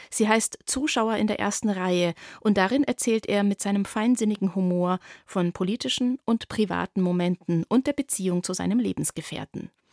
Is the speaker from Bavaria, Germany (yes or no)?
yes; Nuremberg, Bavaria, Germany; Ich komme ja aus Franken, ich bin Nürnbergerin